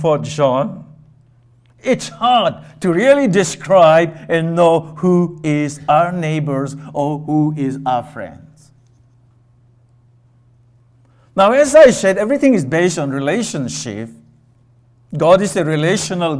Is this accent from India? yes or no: yes; India; moved away as an adult; I grew up, I was born in India, raised in India, part of my younger days, and then privileged enough to come over here and get my education